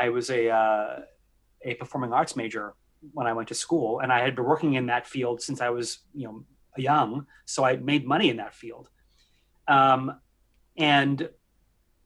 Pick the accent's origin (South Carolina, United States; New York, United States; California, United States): New York, United States; outside New York City, United States; I had the privilege of growing up outside New York City. And I'm a classic, you know, New York City Italian kid